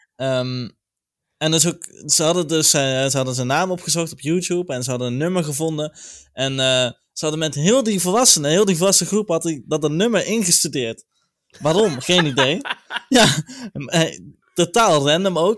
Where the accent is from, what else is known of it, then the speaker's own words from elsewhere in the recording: 's-Hertogenbosch, North Brabant, Netherlands; Ik kom zelf uit Zertogenbos